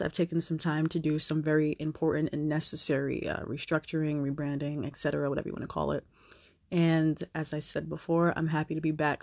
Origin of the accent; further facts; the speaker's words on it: New Jersey, United States; I am originally from New Jersey.